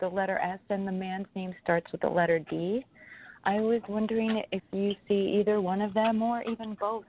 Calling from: New York, United States; I'm calling from New York.

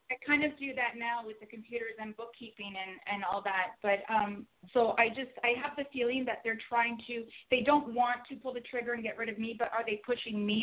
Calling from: Toronto, Ontario, Canada; I'm calling from Toronto, Canada.

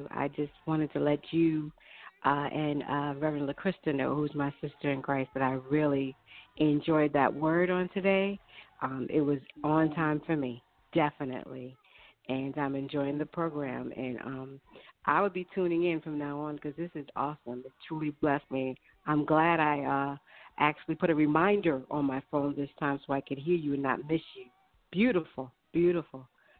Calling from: Long Island, New York, United States; I'm calling from Long Island.

